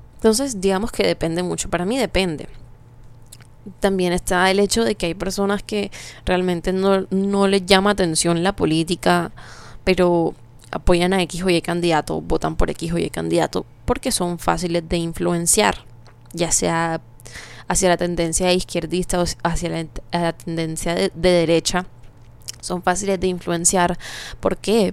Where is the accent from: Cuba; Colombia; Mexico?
Colombia; como colombianos